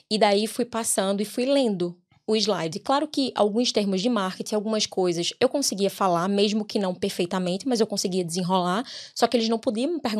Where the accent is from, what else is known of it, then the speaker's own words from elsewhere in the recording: Recife, Pernambuco, Brazil; now in Ireland; Recife. De Recife. Recifense. É.